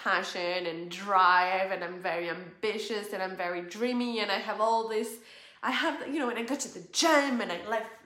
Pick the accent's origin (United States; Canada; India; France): France; moved away as an adult; France, where I was born